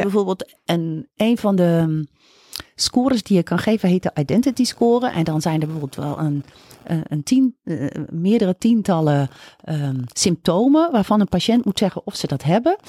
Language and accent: Dutch; Groningen, Netherlands; moved away as an adult; ik ben opgegroeid, nou, zelfs geboren en ook eh, getogen op de basisschool en op de middelbare school in Groningen.